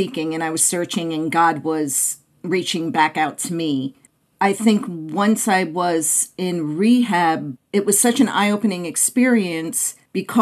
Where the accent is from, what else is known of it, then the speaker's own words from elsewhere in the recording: Clifton, New Jersey, United States; now in Phoenix, United States; I grew up in Clifton, New Jersey, about 20 minutes outside of Manhattan